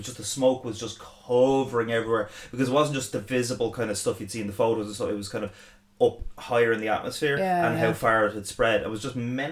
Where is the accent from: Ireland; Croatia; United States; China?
Ireland; growing up in Ireland.